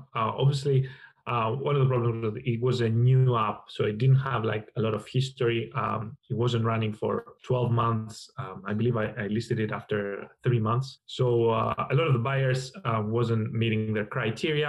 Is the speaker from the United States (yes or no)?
no; Greece; moved away; also born or lived in London; I'm from Greece originally. I spent a lot of my time in London